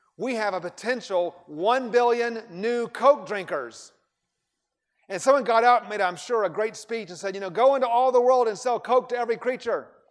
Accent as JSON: {"language": "English", "town": "Atlanta", "region": "Georgia", "country": "United States", "tie": "born or raised there", "also_born_or_lived": "India", "moved": "as an adult", "said": "I grew up in Atlanta"}